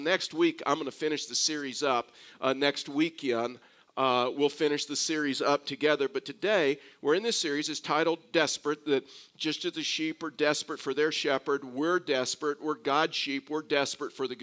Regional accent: Texas, United States; accent: Texas; as a Texan

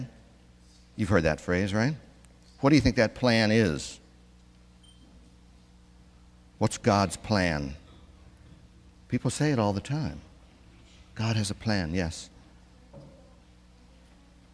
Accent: Missouri, United States; I come from Missouri

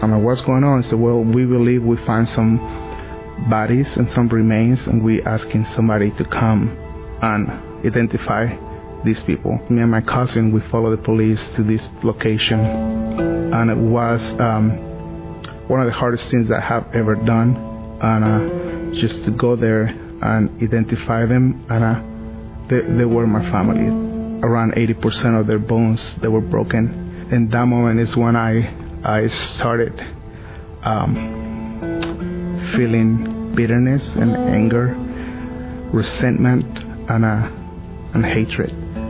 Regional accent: Mexico City, Mexico; English is a second language; As you can hear, I have an accent. I'm from Mexico City.

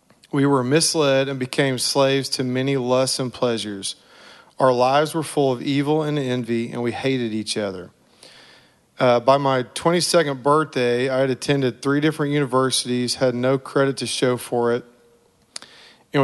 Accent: Oklahoma, United States; moved away; also born or lived in Texas; I was born in Oklahoma and raised there and in Texas

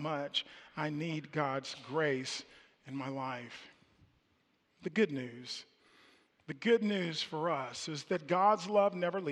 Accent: Kansas City, Missouri, United States; moved away; I was born in Kansas City, and I lived in the projects in Kansas City in public housing, and I remember the elementary school that I went

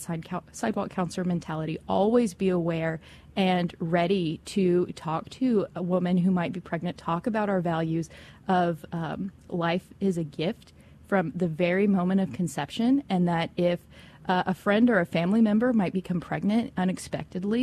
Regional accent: West Texas, United States; I'm from West Texas

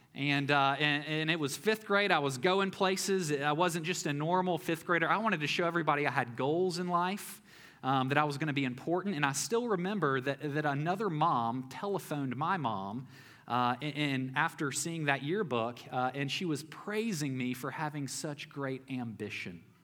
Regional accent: Memphis, Tennessee, United States; I grew up in Memphis, Tennessee, and went to elementary school there

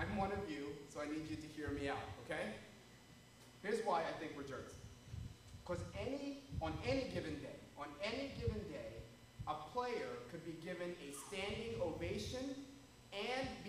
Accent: Philadelphia, Pennsylvania, United States; I was born in Philadelphia. I was raised in Philadelphia

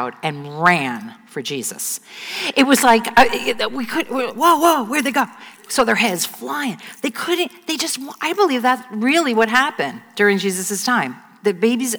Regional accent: United States; I grew up 20 minutes outside of Manhattan

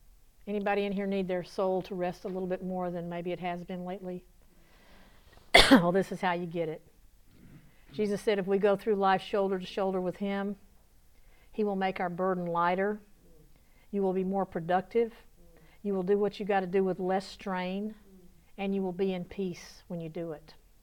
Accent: the South, United States; accent: southern; Elena, how bad did I southern my southern accent butcher your language?

